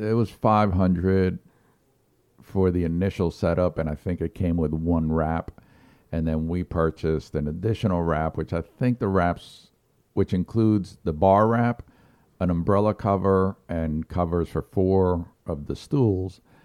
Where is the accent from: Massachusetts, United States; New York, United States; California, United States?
New York, United States; now in South Carolina, United States; I grew up in New York, and we had a lot of pro teams